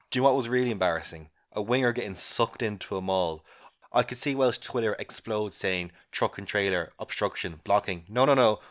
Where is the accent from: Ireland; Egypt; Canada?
Ireland; as an Irish person